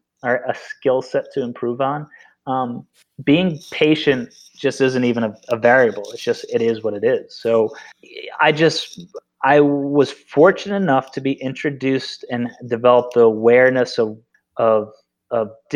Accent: Vermont, United States; I grew up in Vermont.

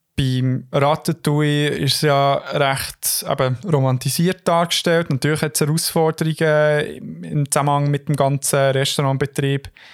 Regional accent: Switzerland; als Schweizer

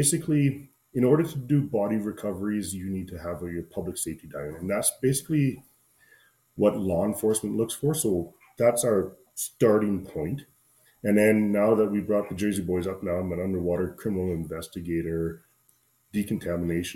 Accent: central Alberta, Canada; I'm kind of in central Alberta, just outside of my hometown

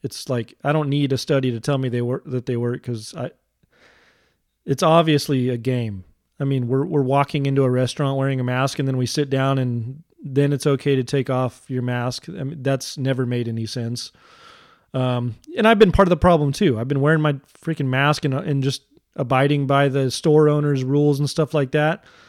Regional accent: United States; I'm an American

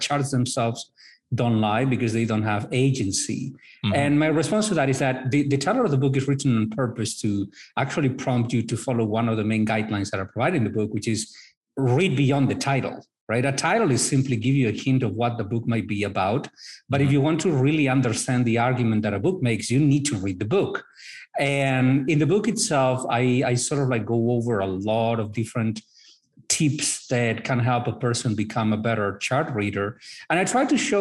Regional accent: northern Spain, Spain; moved away as an adult; also born or lived in Madrid, Spain / North Carolina, United States / Brazil; now in Miami, United States; I am originally from Spain, northern Spain. I've lived in Madrid, in North Carolina, in Brazil.

